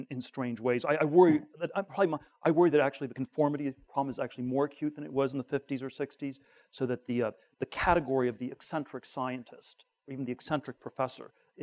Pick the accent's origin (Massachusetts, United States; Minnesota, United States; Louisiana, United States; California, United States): California, United States; Northern; I grew up in Northern California